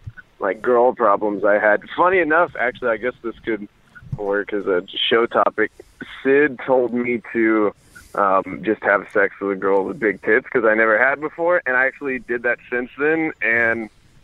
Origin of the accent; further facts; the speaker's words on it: Texas, United States; I'm from Texas.